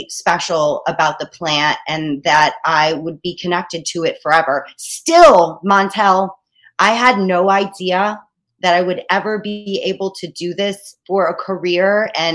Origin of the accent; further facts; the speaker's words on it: Long Island, New York, United States; also born or lived in Staten Island, New York / Boca Raton, Florida; I am a New Yorker through and through. I was born in Long Island, and I've been on Staten Island for about the past 20 years.